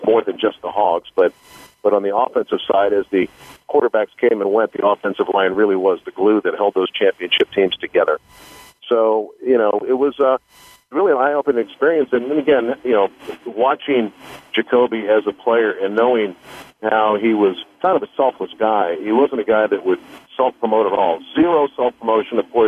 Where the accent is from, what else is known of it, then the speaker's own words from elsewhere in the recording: Washington, District of Columbia, United States; I grew up in Washington, D.C.